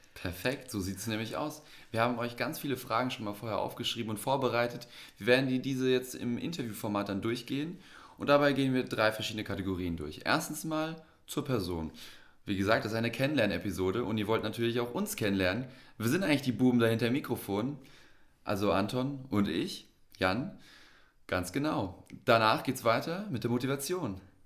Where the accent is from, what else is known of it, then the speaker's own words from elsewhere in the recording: Frankfurt am Main, Hesse, Germany; also born or lived in a village (primary school years); Wir kommen aus Frankfurt, also sind beide aus der Stadt sozusagen. Wobei es bei mir noch mal ein bisschen komplexer ist. Ich habe schon die Grundschule auf dem Dorf am Ende des Tages verbracht.